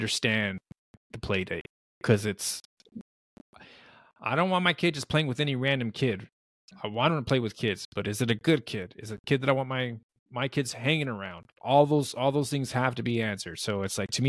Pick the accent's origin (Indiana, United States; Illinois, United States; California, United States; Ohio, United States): California, United States; now in Arizona, United States; I grew up in California.